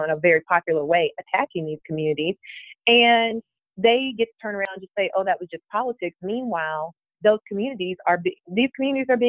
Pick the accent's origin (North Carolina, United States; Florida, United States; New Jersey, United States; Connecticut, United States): Florida, United States; now in Georgia, United States; I didn't grow up in Georgia. I grew up in Florida.